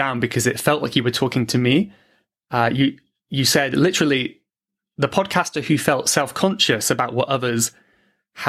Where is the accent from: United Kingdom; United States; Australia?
United Kingdom; accent: British; I have my British accent.